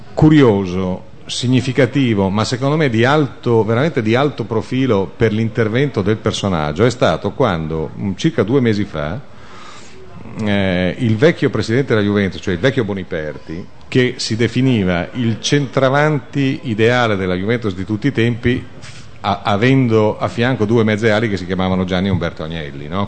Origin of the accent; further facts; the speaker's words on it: Biella, Piedmont, Italy; io sono di Biella originario